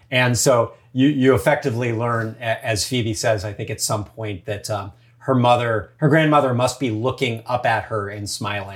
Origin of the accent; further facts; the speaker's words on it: United States; also born or lived in Santa Monica / San Francisco; growing up in the States